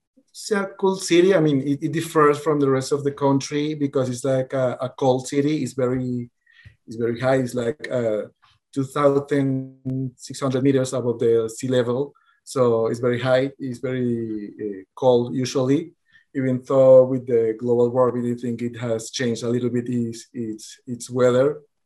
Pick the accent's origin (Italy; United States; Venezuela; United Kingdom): Venezuela; moved away as an adult; also born or lived in Colombia; now in Bogota, Colombia; I was born in Venezuela, but currently I'm living in Colombia